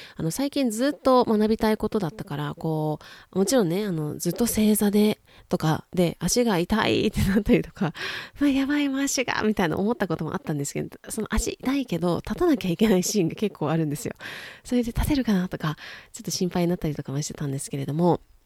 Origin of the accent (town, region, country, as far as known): Japan; also born or lived in United States